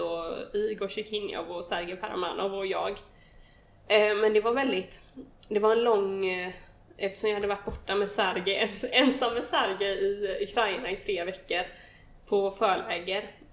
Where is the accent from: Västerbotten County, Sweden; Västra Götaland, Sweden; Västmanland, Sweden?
Västra Götaland, Sweden; countryside outside Gothenburg; Jag är uppvuxen på landet utanför Göteborg